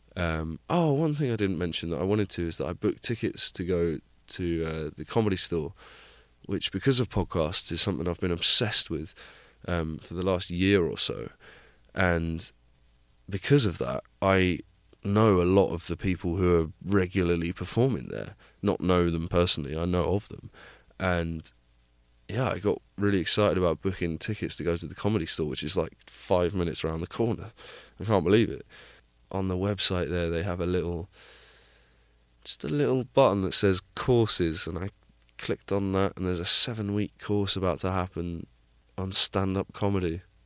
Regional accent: Plymouth, South West England, United Kingdom; moved away; my, my hometown of Plymouth

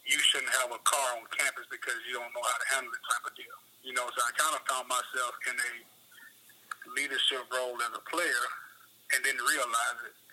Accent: Memphis, Tennessee, United States; also born or lived in Chattanooga; I want to go back to my hometown and kind of be an impact in my hometown.

